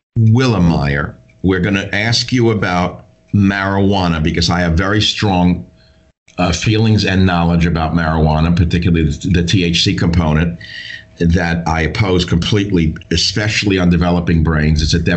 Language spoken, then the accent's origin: English; New York, United States; I grew up in New York.